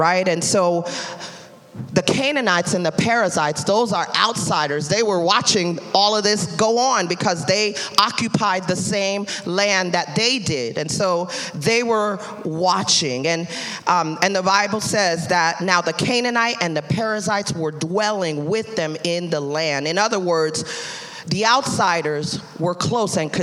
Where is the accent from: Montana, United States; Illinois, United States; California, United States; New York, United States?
New York, United States; New York City; I'm from Brooklyn. We speak with our hands